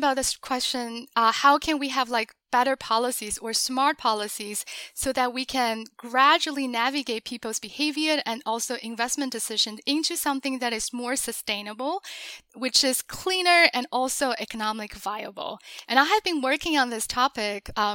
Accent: China; moved away as an adult; also born or lived in Beijing; now in United States; I grew up in China and I went to college in Beijing.

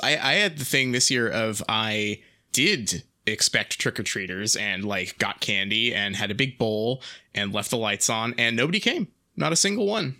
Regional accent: England, United Kingdom; we're English.

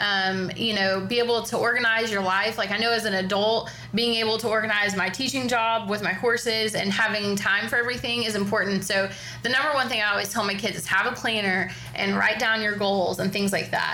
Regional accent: Oklahoma, United States; now in Ocala, United States; I grew up in Oklahoma

